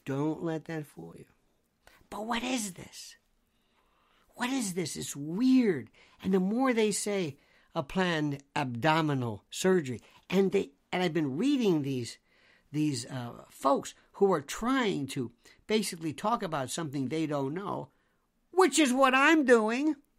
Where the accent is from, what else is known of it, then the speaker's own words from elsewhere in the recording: United States; I'm an American